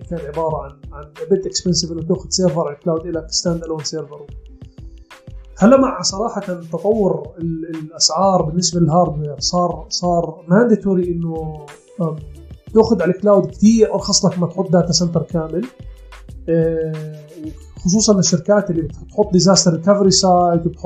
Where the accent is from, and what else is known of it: Jordan